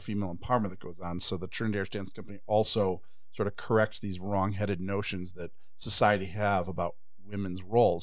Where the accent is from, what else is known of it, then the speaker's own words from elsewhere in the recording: Chicago, Illinois, United States; also born or lived in Ireland / England; we came on the Queen Mary in, like, the mid-sixties, and, and, um, and I grew up in Rogers Park